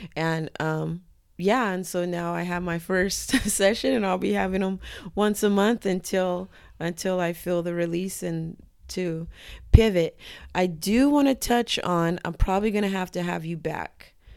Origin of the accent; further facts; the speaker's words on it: Southern California, United States; I'm also from SoCal, which is a culture